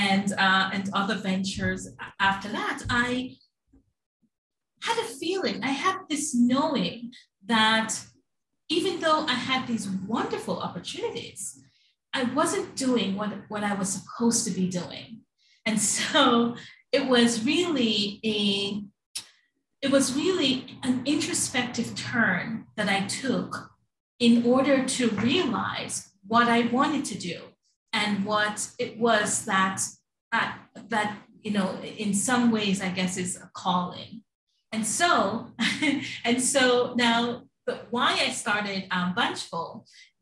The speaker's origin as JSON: {"language": "English", "country": "Jamaica", "tie": "born or raised there", "moved": "yes", "lives_now": "New York, United States", "said": "I'm a transplant from the Caribbean. I was born in Jamaica and came to New York."}